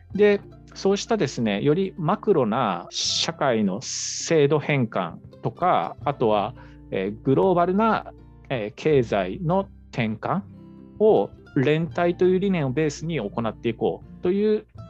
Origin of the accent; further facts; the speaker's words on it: Seto Inland Sea coastal and island area, Japan; moved away; 僕があの生まれ育った瀬戸内海の沿岸島し部